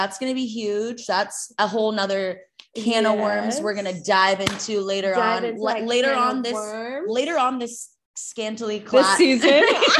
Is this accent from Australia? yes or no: no; Spokane, Washington, United States; moved away; also born or lived in Denver; Spokane, born in Spokane. Used to tell people I was born in Denver because I was born in Spokane and I went to school in Spokane